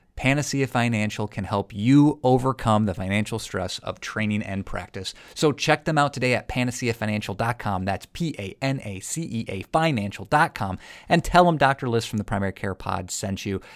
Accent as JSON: {"language": "English", "region": "South Dakota", "country": "United States", "said": "I'm from South Dakota."}